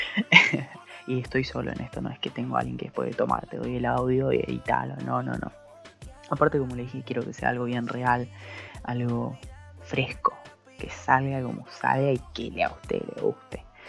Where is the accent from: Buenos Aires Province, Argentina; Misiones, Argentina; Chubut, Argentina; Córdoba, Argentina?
Misiones, Argentina; Posadas; soy de Posadas Misiones